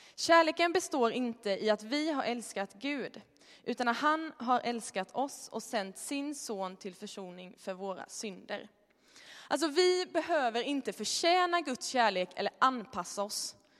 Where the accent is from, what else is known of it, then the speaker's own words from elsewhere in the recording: Småland, Sweden; moved away; Jag är från Småland, det kanske hörs.